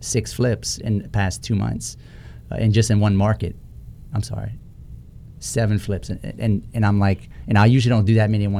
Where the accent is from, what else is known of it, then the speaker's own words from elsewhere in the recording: South Louisiana, United States; I'm from South Louisiana